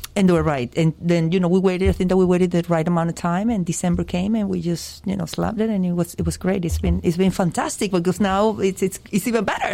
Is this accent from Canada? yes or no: no; Venezuela; moved away as an adult; now in Miami, United States; I was born in Venezuela and I moved uh, to this country very young, 20, 19, 20 years old.